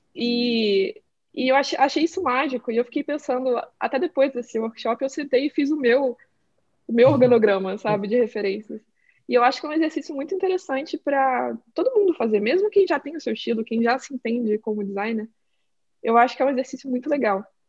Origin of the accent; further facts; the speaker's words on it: Brazil; moved away as an adult; now in Portland, United States; eu sou brasileira